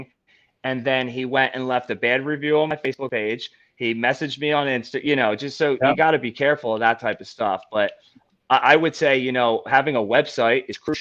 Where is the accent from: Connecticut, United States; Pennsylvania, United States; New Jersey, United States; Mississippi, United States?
Pennsylvania, United States; Philadelphia; I'm from Philly